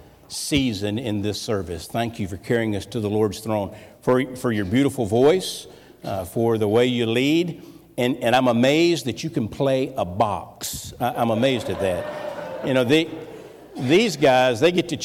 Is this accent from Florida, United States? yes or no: yes; Florida, United States; moved away as an adult; also born or lived in New Orleans, Louisiana; now in North Carolina, United States; we're not from North Carolina. We're Floridians. We grew up. We began dating in high school